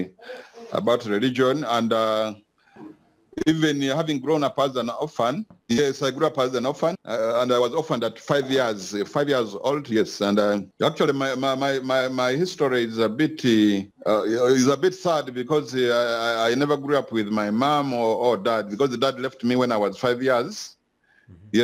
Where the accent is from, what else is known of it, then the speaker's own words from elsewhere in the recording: Kasese, Western Region, Uganda; also born or lived in Karambi; Yes, I grew up in Kasese, but deep in the villages. Yeah, I grew up in the villages, the place called Karambi. It borders the DRC